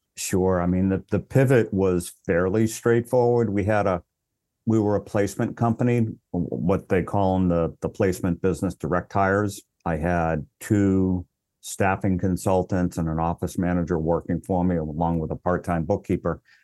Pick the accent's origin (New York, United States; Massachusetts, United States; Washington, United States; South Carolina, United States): Massachusetts, United States; Worcester; also born or lived in Hyannis, Massachusetts; born and raised in Massachusetts, actually grew up in Worcester